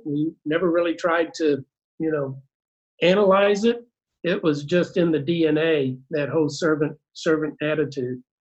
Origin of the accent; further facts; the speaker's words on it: Cape Girardeau, Missouri, United States; we grew up in uh, Cape Girardeau